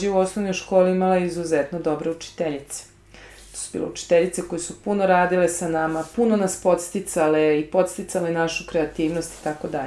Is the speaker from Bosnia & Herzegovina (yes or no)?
yes; Sarajevo, Federation of Bosnia and Herzegovina, Bosnia & Herzegovina; moved away; Ja sam rođena u Sarajevu, kao vrlo mlada, gdje je svojih roditelja, šalim se. Kada sam imala 10 godina počeo rat.